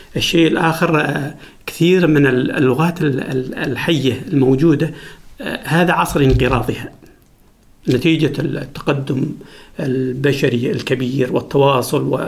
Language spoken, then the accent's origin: Arabic; Dhofar, Oman; first language Jibbali; Arabic is a second language; لغتنا الأصلية